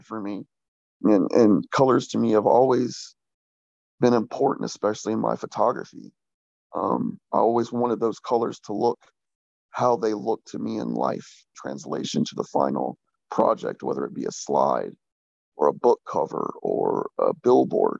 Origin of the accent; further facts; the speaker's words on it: Jacksonville, Florida, United States; moved away as an adult; also born or lived in Oregon; now in North Carolina, United States; I grew up in Jacksonville, Florida. I lived there for 27 years